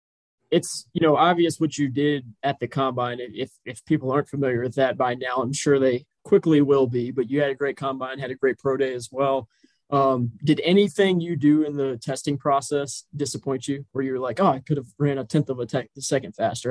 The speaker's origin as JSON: {"language": "English", "town": "Richmond", "region": "Virginia", "country": "United States", "said": "I'm from Richmond, Virginia, so just a couple miles down the road."}